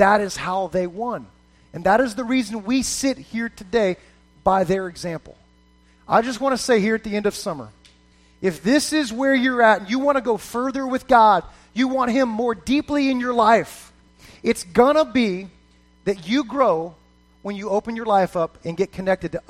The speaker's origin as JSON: {"language": "English", "area": "just south of Fort Lauderdale", "region": "Florida", "country": "United States", "tie": "born or raised there", "said": "I grew up in South Florida. Grew up just south of Fort Lauderdale, Florida"}